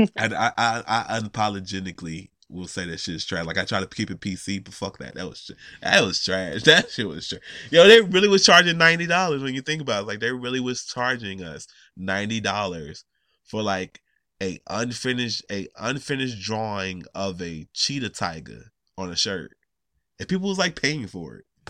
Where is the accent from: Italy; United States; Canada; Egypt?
United States; Atlanta, Georgia; I'm from Atlanta.